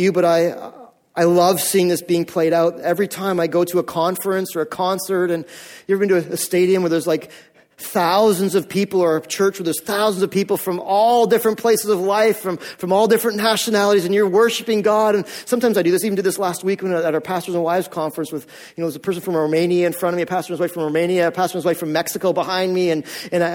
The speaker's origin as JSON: {"language": "English", "country": "Canada", "said": "we are North American Canadians and we've grown up in this Canadian culture"}